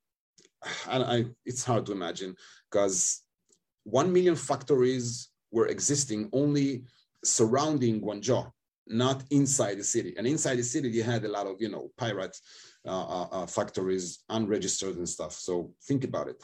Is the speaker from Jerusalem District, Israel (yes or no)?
no; Tel Aviv, Tel Aviv District, Israel; English is a second language; moved away as an adult; also born or lived in China / Japan / Spain / United States; I live in Israel, I stay in Tel Aviv, that's my hometown.